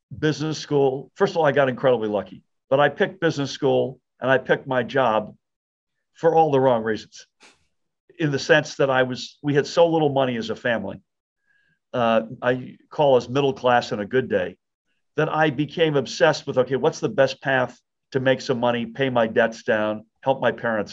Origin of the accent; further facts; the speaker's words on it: Massachusetts, United States; also born or lived in outside of Boston; now in New Jersey, United States; I was born and grew up in Massachusetts